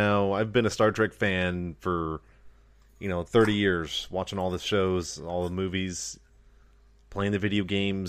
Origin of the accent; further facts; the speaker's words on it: United States; we are loyal American citizens